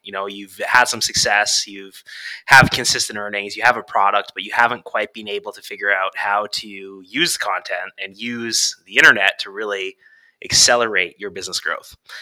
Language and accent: English; Canada; I'm from Canada